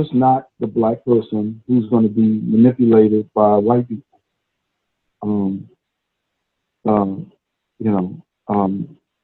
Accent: New York City, New York, United States; about two blocks from where I grew up

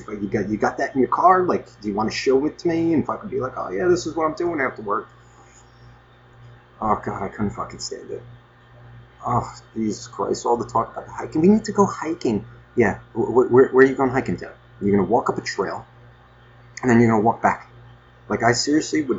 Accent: Nutley, New Jersey, United States

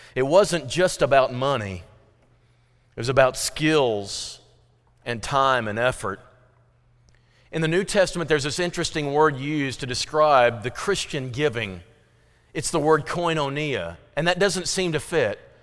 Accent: Fredericktown, Missouri, United States; growing up in Frederick Town, Missouri, we had potluck meals

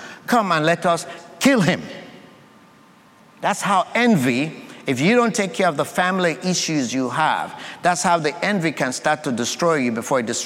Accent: Sierra Leone; now in United States; I come from Sierra Leone, West Africa. That's my country of birth.

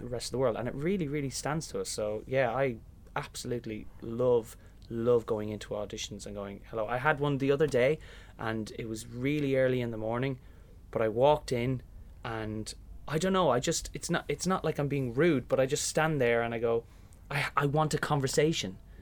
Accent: Kilmessan, Leinster, Ireland; moved away as an adult; growing up in Kilmessan and doing Fagan in the local hall

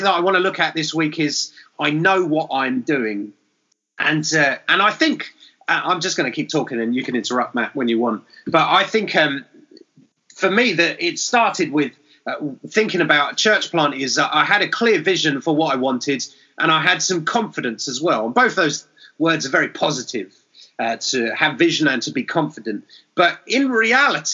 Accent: England, United Kingdom; I'm English

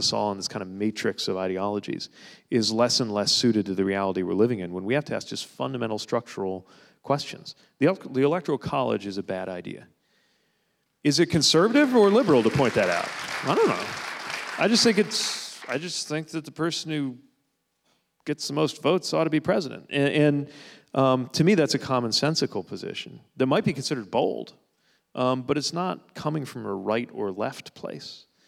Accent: South Bend, Indiana, United States; It's, you know, I'm from the Bend, so that's pretty natural.

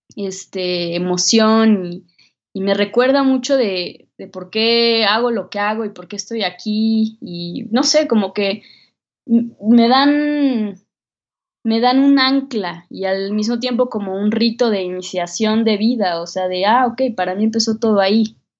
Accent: Mexico; una mexicana de 22 años

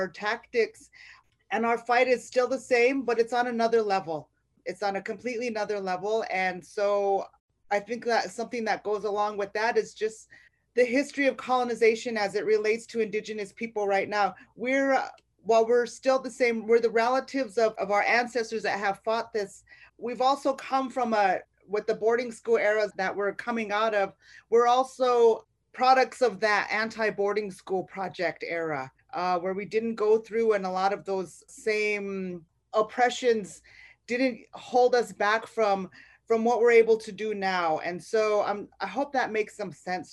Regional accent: Rosebud, South Dakota, United States; moved away as an adult; also born or lived in South Louisiana; now in Louisiana, United States; I'm from Rosebud, South Dakota, originally

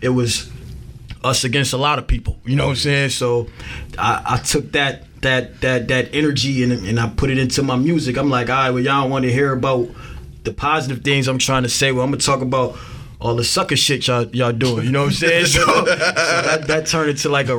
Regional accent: Buffalo, New York, United States; I'm from Buffalo

